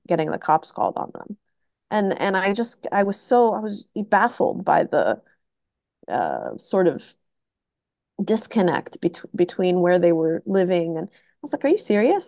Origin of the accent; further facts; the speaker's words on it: Tennessee, United States; moved away as an adult; also born or lived in Saudi Arabia / Washington, D.C. / East Coast; now in California, United States; we came to the US when I was five, and uh, I grew up in Tennessee